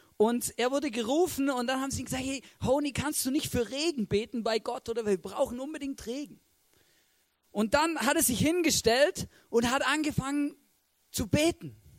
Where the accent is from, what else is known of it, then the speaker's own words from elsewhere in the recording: Swabia, Germany; ich bin ein Schwabe